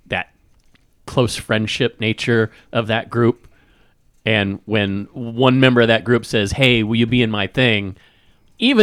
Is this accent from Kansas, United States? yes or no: yes; Kansas, United States; Growing up in Kansas